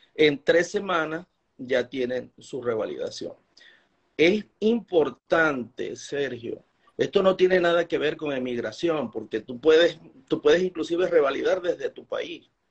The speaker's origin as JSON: {"language": "Spanish", "country": "Venezuela", "moved": "as an adult", "lives_now": "Utah, United States", "said": "cuando salí de Venezuela pensé que mi carrera como profesor había terminado"}